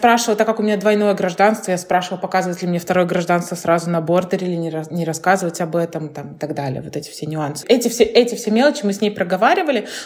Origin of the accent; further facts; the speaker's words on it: Kaliningrad, Kaliningrad Oblast, Russia; Я просто говорю из Калининграда, все. Вот еще очень многие, кстати, не знают, знает, где Калининград находится, это обидно.